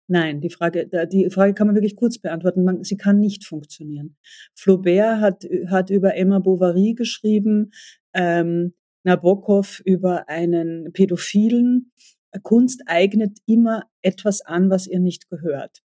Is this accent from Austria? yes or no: yes; Austria; mir als Österreicherin